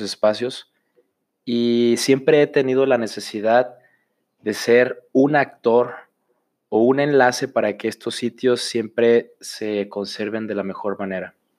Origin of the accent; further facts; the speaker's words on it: Autlán, Jalisco, Mexico; moved away as an adult; now in Guadalajara, Mexico; soy originario de Autlán, Jalisco